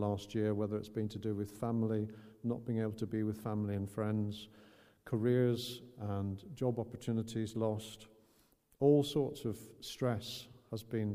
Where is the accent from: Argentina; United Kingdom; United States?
United Kingdom; Northern Ireland; growing up in Northern Ireland with the Troubles